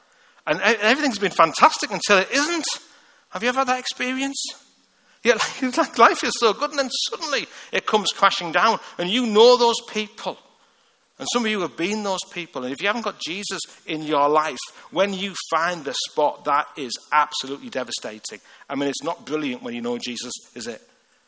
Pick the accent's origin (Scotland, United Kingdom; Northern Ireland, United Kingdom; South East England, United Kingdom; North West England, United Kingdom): North West England, United Kingdom; Liverpool; accent: Liverpool; I mean, honestly, even in Liverpool, I've got a rough accent. I can't order a Coke in Liverpool.